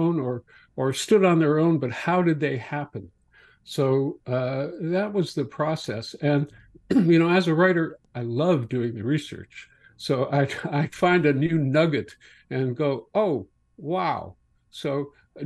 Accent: Morden, Manitoba, Canada; moved away; my hometown paper, the Morden Times

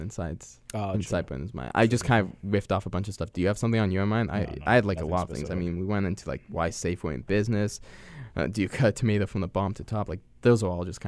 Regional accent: Winnipeg, Manitoba, Canada; I'm fourth generation Winnipeg

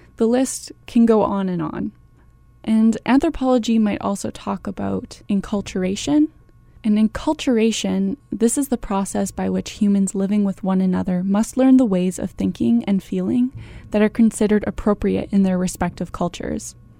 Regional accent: Canada; I was born in Canada, so my behavior, my accent, My worldview and my experiences have all been shaped by Canadian culture

